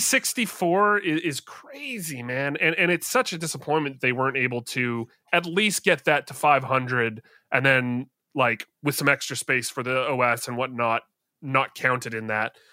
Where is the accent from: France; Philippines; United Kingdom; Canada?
Canada; I'm Canadian